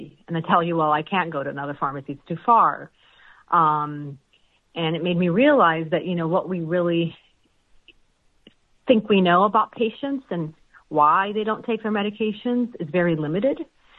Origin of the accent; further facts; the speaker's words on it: Chicago, Illinois, United States; accent: American; also born or lived in Palestine; Yes, I immigrated to Chicago when I was two.